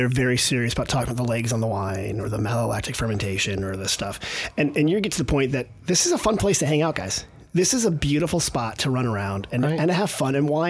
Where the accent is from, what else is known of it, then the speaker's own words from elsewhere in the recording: South Bay, California, United States; I grew up in the South Bay